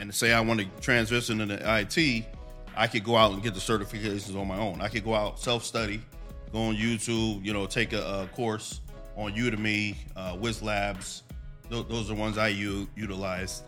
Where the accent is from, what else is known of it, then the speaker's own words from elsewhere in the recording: Allentown, Pennsylvania, United States; I come from Allentown, this, you know, born and raised.